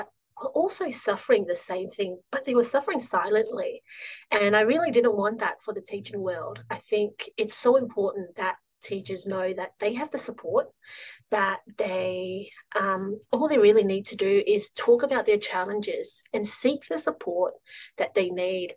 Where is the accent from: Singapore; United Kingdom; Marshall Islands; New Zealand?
Singapore; now in Melbourne, Australia; I grew up in Singapore, moved here to Australia about almost 15 years ago now